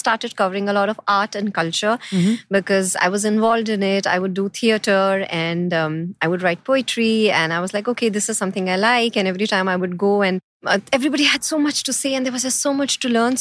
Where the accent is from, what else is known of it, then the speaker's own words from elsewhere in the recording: New Delhi, Delhi, India; moved away as an adult; also born or lived in Chandigarh; now in Dubai, United Arab Emirates; I am from New Delhi.